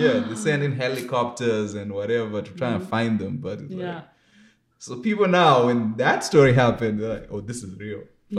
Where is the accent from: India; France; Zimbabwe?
Zimbabwe; now in Vancouver, Canada; I'm from Zimbabwe.